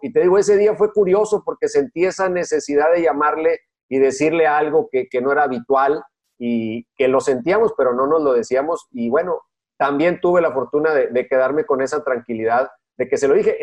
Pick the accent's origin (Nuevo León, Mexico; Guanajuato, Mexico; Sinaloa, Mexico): Nuevo León, Mexico; Monterrey; yo me considero mexicano porque más allá de donde nací, pues todo lo que tengo memoria es desde que llegué a Monterrey hasta la fecha.